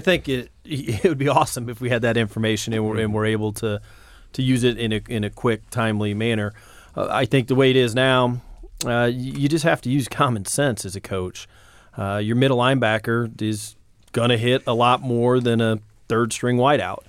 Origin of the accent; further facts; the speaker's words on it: Indianapolis, Indiana, United States; born or raised there